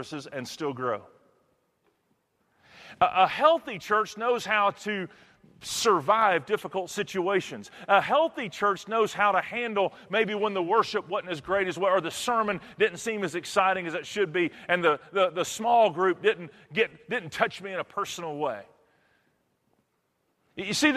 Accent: Texas, United States; Where I'm from Texas

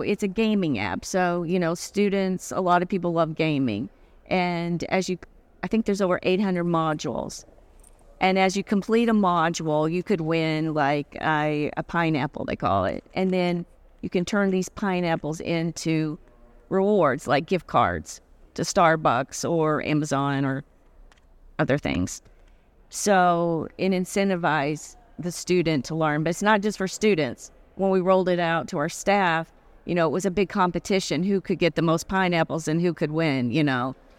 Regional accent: Arkansas, United States; moved away as an adult; now in Connecticut, United States; I'm originally from Arkansas. So, uh, I was raised in Arkansas. I moved to Connecticut about twenty-five years ago

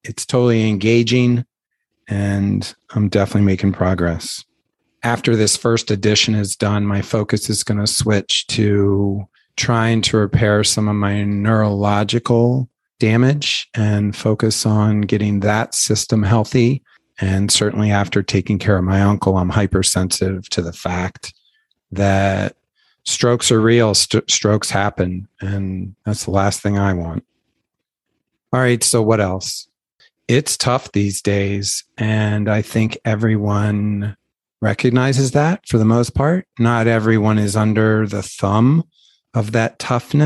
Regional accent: Baltimore, Maryland, United States; moved away; where I grew up in Baltimore

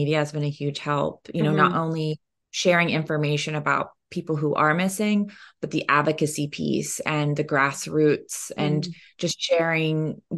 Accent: Oklahoma, United States; And I am Cherokee from Northeastern Oklahoma, so it's very personal to me in that way.

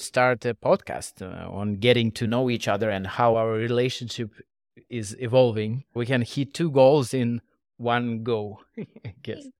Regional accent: Moscow, Russia; moved away as an adult; now in Singapore; I was born and raised in Russia, Moscow. Eight years ago, I moved to Asia.

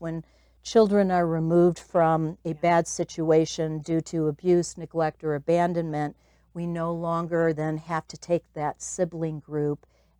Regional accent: Chicago, Illinois, United States; So I came originally from Chicago to find, I was the founding director of the Christmas Box House.

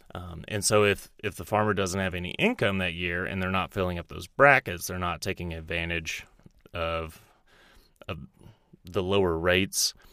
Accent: Texas, United States; moved away as an adult; also born or lived in Dallas, Texas; now in Roseville, United States; I'm actually from Texas originally.

